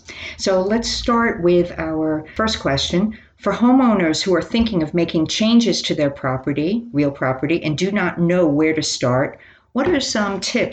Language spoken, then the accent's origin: English; Miami Beach, Florida, United States; I'm from Miami Beach.